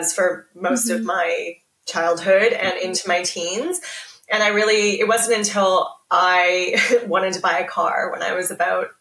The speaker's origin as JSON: {"language": "English", "country": "Canada", "moved": "as an adult", "lives_now": "Australia", "said": "I'm Canadian. I have been living in Australia for 12 years now"}